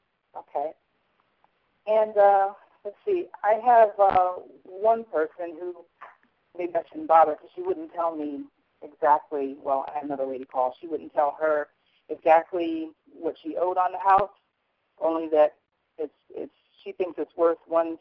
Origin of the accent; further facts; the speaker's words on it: Atlanta, Georgia, United States; Okay. I'm from Atlanta.